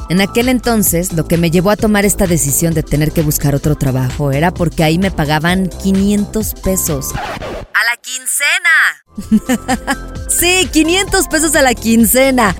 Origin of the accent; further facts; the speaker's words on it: León, Guanajuato, Mexico; moved away; allá en mi bonito León, Guanajuato